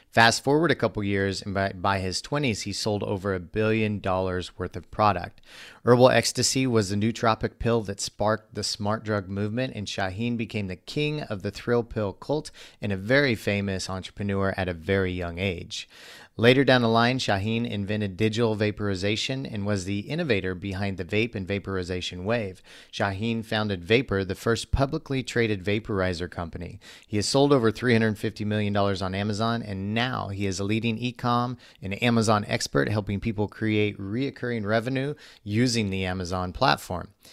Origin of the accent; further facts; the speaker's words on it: Missouri, United States; I grew up in Missouri